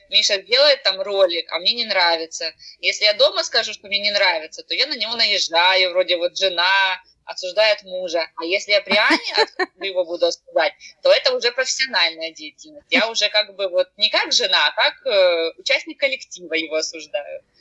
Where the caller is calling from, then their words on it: Rostov-on-Don, Rostov Oblast, Russia; я говорю из Ростова-на-Дону.